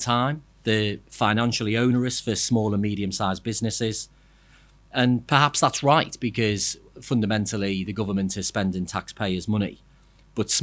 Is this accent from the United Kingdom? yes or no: yes; Liverpool, North West England, United Kingdom; I'm from Liverpool